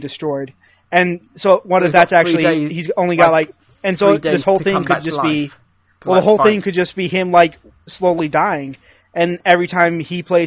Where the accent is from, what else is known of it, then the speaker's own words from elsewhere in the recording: United States; as an American